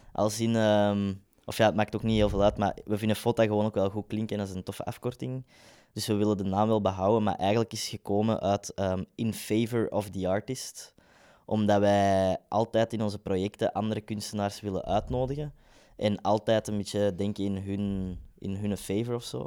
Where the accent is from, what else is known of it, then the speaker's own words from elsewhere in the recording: Kempen, Belgium; now in Ghent, Belgium; we zijn allebei van de Kempen